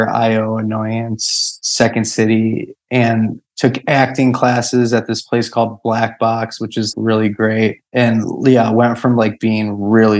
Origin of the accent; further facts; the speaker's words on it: Chicago, Illinois, United States; I grew up in Chicago